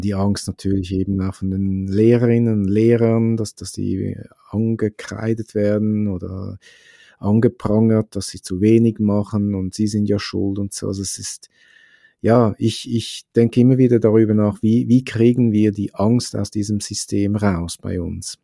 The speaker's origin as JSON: {"language": "German", "country": "Switzerland", "said": "bei uns in der Schweiz"}